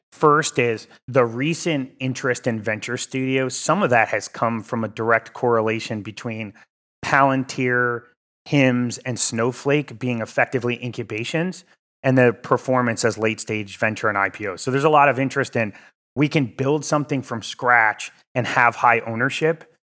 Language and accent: English; Cheshire, Connecticut, United States; moved away as an adult; also born or lived in Los Angeles, California; I grew up in New Haven, Connecticut, in a small town called Cheshire.